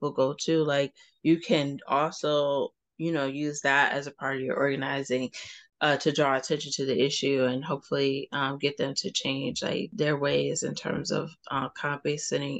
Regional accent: Cleveland, Ohio, United States; I'm from Cleveland

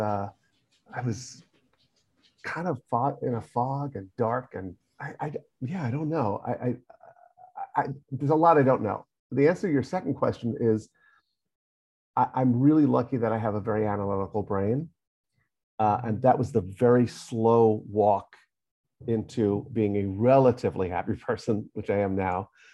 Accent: New York, United States; Mostly New York

